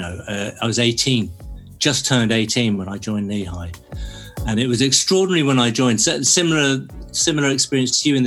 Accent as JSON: {"language": "English", "area": "Cornwall", "region": "South West England", "country": "United Kingdom", "tie": "born or raised there", "moved": "yes", "said": "growing up in Cornwall, you want to move away"}